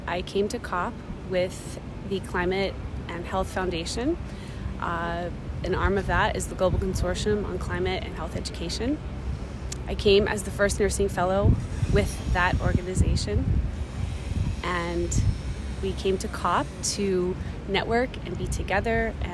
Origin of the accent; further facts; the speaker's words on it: United States; We are all from the United States